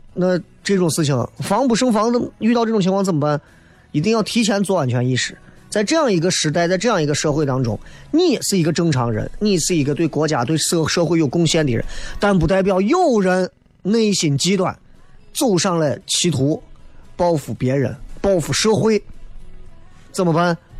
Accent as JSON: {"language": "Chinese", "town": "Xi'an", "region": "Shaanxi", "country": "China", "accent": "Xi'an dialect", "said": "西安人嘛"}